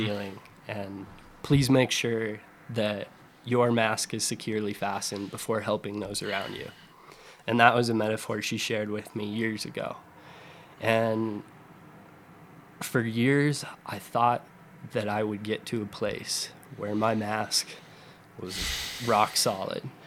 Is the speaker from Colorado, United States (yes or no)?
yes; Summit County, Colorado, United States; I grew up in Colorado, right, in Summit County